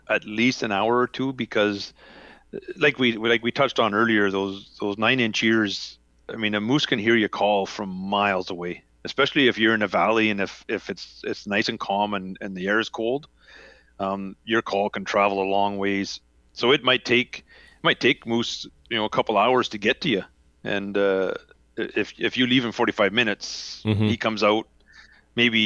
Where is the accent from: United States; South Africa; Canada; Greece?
Canada; I'm Canadian